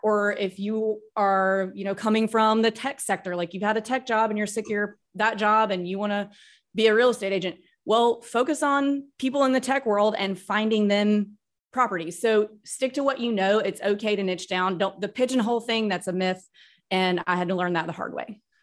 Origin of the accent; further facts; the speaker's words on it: Starkville, Mississippi, United States; moved away as an adult; also born or lived in Texas / New York City / Nashville, Tennessee; now in Florida, United States; We grew up in Starkville, Mississippi, where Mississippi State University is